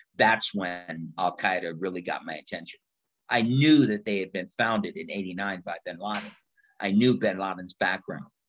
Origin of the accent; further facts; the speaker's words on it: United States; I'm an American in Afghanistan.